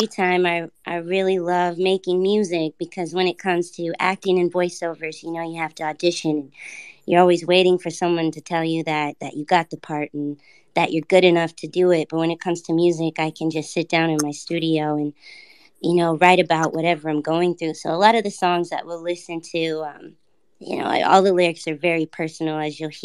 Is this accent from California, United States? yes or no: yes; Los Angeles, California, United States; now in Northern California, United States; I'm from Los Angeles, so I am a Los Angeles native and currently living in Northern California